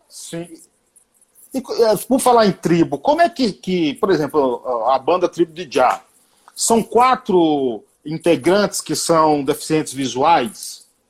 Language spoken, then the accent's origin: Portuguese; Bahia, Brazil; moved away as an adult; now in São Paulo, Brazil; eu sou baiano